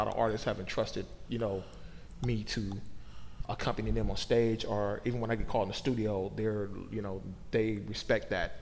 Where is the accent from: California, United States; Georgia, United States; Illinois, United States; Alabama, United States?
California, United States; Oakland; moved away as an adult; now in Portland, United States; I moved from Oakland, California to Portland mm-hmm. in the summer of 2004